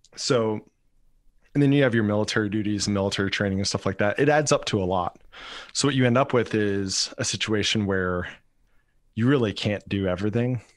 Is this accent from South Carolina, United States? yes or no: yes; Rock Hill, South Carolina, United States; moved away as an adult; also born or lived in Fort Stewart, Georgia / Hawaii; I'm, I'm originally from Rock Hill, South Carolina, basically the same area as you